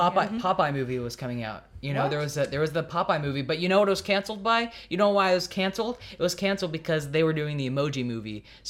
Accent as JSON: {"language": "English", "region": "Texas", "country": "United States", "moved": "yes", "lives_now": "California, United States", "said": "I am from Texas"}